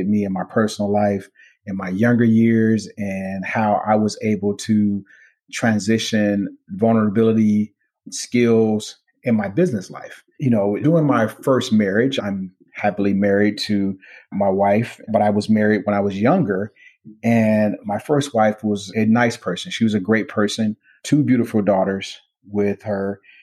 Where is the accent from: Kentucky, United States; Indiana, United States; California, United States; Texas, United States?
Indiana, United States; Gary; moved away; I grew up in Gary, Indiana, during a time when steel mills were running the city